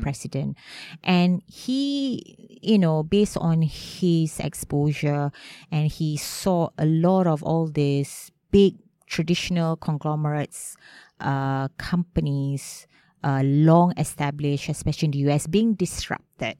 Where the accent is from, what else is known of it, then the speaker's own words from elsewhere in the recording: Malaysia; also born or lived in Melbourne, Australia / London, United Kingdom; came back to Malaysia during the crisis ninety-eight